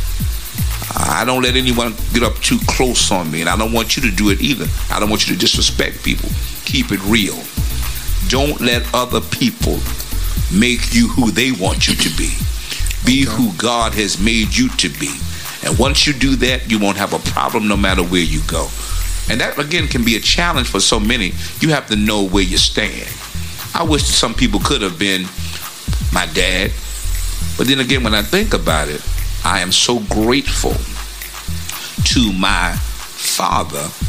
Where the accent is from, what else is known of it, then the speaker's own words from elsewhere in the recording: New York City, New York, United States; now in Virginia Beach, United States; I'm from Brooklyn